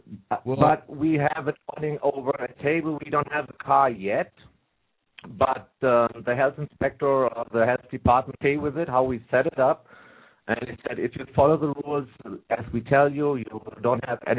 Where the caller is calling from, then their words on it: Edmonton, Alberta, Canada; I'm calling from Canada. I got a long time to you guys, I guess.